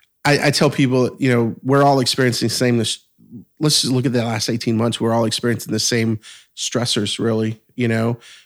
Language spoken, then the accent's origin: English; Louisiana, United States; South Louisiana. So 60 miles southwest of New Orleans.